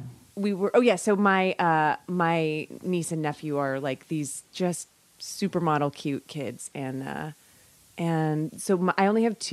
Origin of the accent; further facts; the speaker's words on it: Bay Area, California, United States; I'm from the Bay Area.